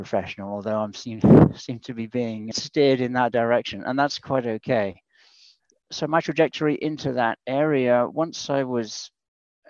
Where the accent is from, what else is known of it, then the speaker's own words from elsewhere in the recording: United Kingdom; accent: UK; moved away as an adult; now in United States; My accent's from the UK. I came over here about 24 years ago now.